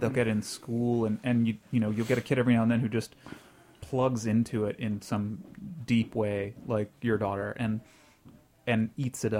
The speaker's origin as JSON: {"language": "English", "region": "the Bible Belt", "country": "United States", "tie": "born or raised there", "moved": "yes", "said": "I grew up in the Bible Belt, and so that's colored my speech, but maybe less so where I live now"}